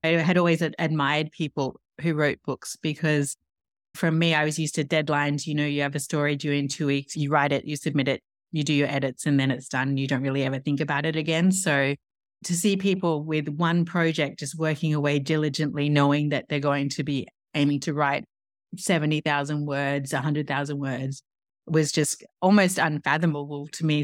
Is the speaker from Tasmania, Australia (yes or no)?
yes; Tasmania, Australia; accent: Australian; moved away as an adult; also born or lived in Paris, France; now in New York, United States; As you can probably hear, I'm Australian. I'm from Tasmania